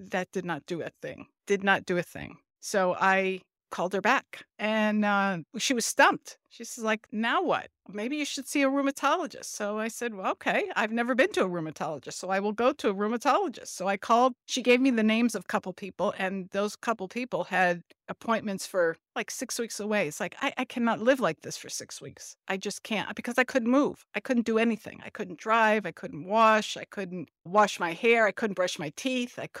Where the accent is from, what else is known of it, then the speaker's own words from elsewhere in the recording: New Jersey, United States; I am from South Jersey